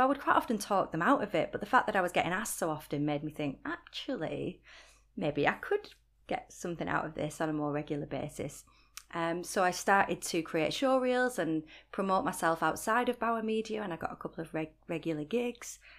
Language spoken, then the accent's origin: English; Rochdale, North West England, United Kingdom; accent: Northwest; moved away as an adult; also born or lived in Sunderland; now in Newcastle, United Kingdom; Rochdale is my hometown and it's, you know, it's where I'm from